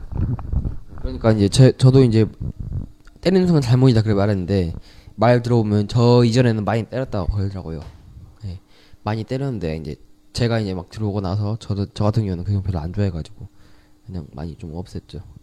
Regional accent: South Korea

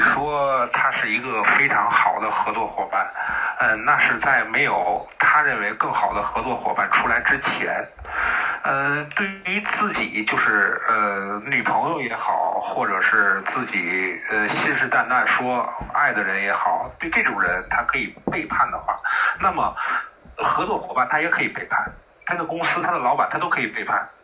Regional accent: Tianjin, China; 我们天，我们天津

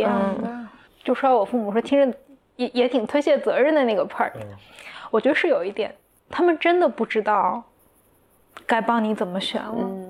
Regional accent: Anhui, China; 我的家乡就在安徽的一个可能三线城市这样

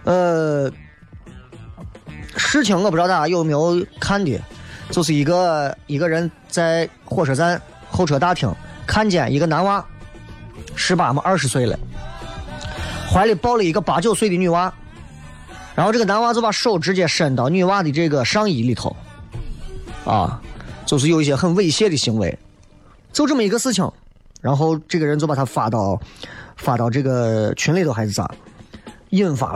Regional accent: Xi'an, Shaanxi, China; 咦，我们西安人不行了，西安人就是就是生冷蹭倔嘛。西安人啊，俺西安人就是，哎，说话嗓门大就是爱叠肥啊，就是我。

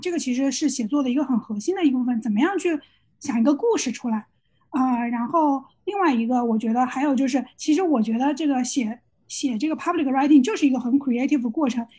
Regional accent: China; moved away; 我们作为 中国人

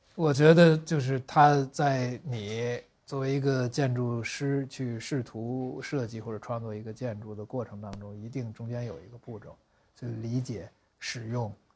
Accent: Beijing, China; 北京的劈柴胡同

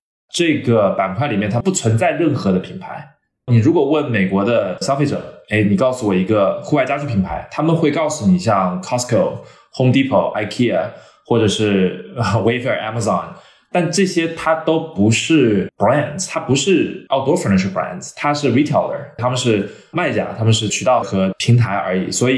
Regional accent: China; born there; 但是我们因为我自己的华人背景，我在中国出生嘛，供应链完全是在中国

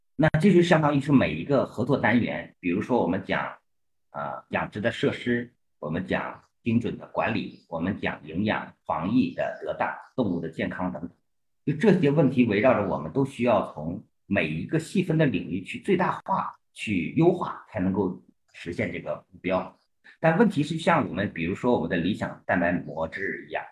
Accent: Heilongjiang, China; 我来自四季分明，啊，我们的中国粮仓黑龙江。呃，其实我的小学到高中 都是在我们东北的乡镇就读的，所以本科我能就读在黑龙江八一农垦大学

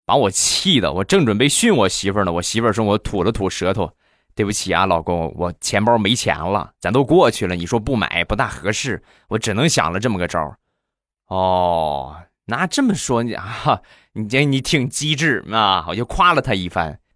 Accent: Rizhao, Shandong, China; 我们家乡的特产，日照绿茶

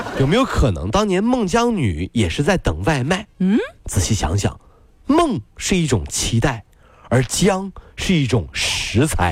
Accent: China; 我们中国人

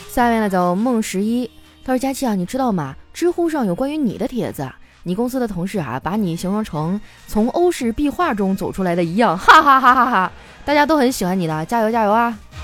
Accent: China; 我们中国人只信生肖

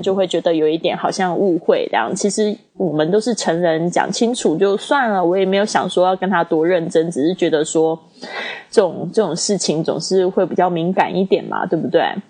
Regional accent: China; 我是中国的

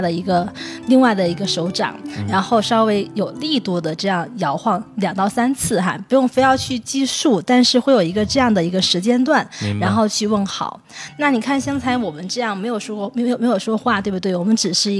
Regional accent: China; 那我们现在就讲讲我们中国人通常喜欢跟怎么跟他们去问候

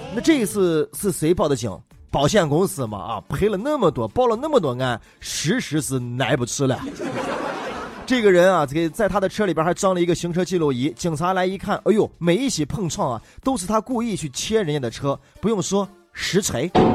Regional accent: Xi'an, Shaanxi, China; 我们虽然是西安长大的，但是我们不是在西安的大雁塔广场长大的，也不是在钟楼那个尖尖顶顶长大的，也不是在石棉瓦上长大的

